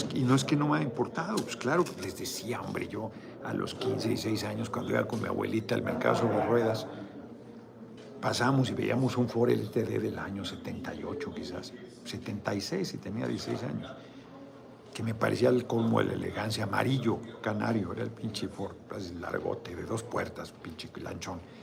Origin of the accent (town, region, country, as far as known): Mexico